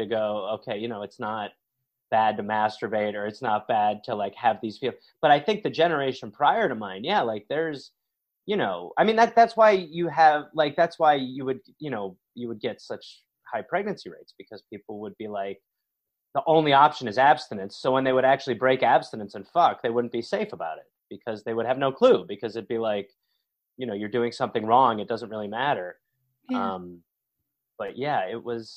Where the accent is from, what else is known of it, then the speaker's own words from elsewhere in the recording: Milwaukee, Wisconsin, United States; now in New York, United States; I grew up in Milwaukee, Wisconsin.